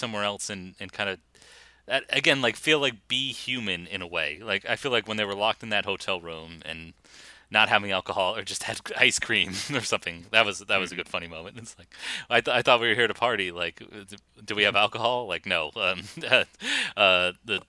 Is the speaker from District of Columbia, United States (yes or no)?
no; Boston, Massachusetts, United States; You and I growing up in Boston